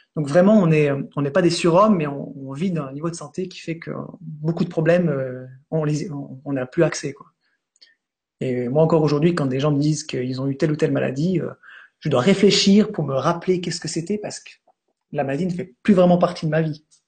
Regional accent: Switzerland; je suis suisse

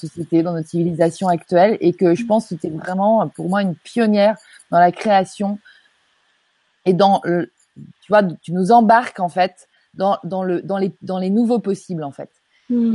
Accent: Normandy, France; je suis normande

